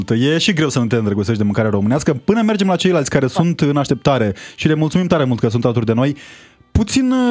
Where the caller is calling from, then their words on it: Hungary; da, sunt din Ungaria, vă salut.